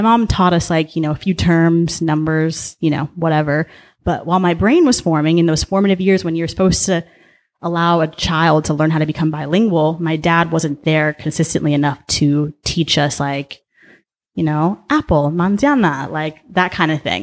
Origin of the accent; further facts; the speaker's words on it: Mission Viejo, California, United States; also born or lived in Boulder, Colorado / Denver, Colorado; I was born and raised in Orange County